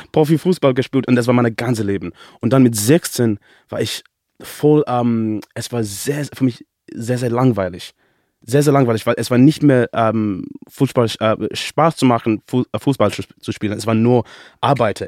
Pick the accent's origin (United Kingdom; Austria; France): United Kingdom; England; first language English; German is a second language; also born or lived in Zimbabwe; now in Germany; ich bin in England aufgewachsen